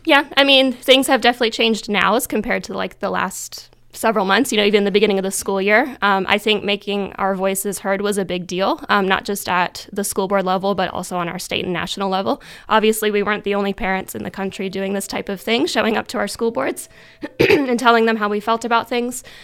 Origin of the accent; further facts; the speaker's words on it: DuBois, Pennsylvania, United States; also born or lived in Virginia; I grew up in Du Bois my whole life